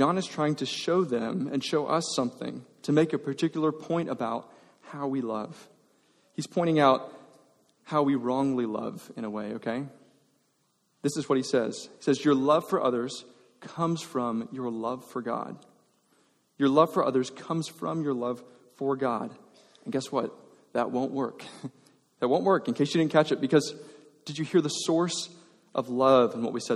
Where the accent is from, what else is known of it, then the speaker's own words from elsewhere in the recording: Georgia, United States; now in Texas, United States; I grew up in Georgia